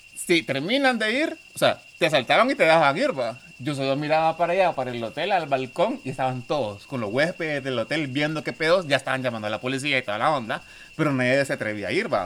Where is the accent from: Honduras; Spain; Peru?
Honduras; yo soy de Honduras